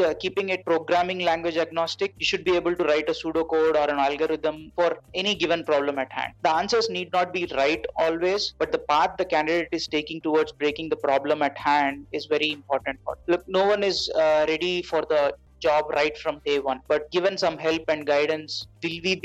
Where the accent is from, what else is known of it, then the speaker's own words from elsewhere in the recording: Hyderabad, Telangana, India; also born or lived in Mumbai; I moved back to Hyderabad, my hometown